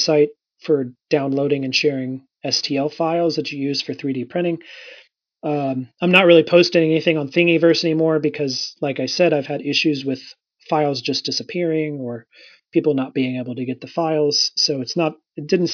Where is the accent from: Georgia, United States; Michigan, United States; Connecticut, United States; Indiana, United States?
Indiana, United States; I'm from Indiana